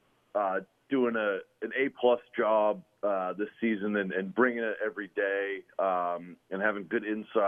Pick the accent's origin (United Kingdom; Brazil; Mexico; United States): United States; the Bay Area, California; I grew up in the Bay